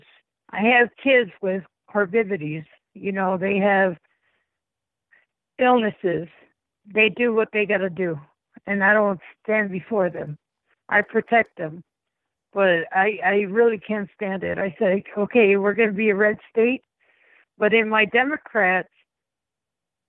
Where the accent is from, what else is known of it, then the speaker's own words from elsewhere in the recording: East Chicago, Indiana, United States; the city I grew up in East Chicago